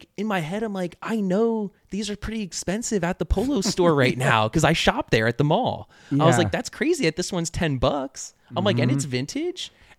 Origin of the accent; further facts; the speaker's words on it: Leesburg, Virginia, United States; now in Richmond, United States; We grew up in Leesburg, and there was an outlet mall there.